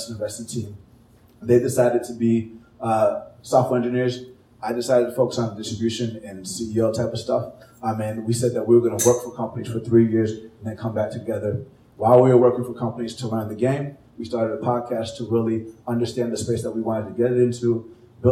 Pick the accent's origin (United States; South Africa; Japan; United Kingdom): United States; Atlanta, Georgia; moved away as an adult; also born or lived in California / Chicago / San Francisco; I was born in California, grew up in Atlanta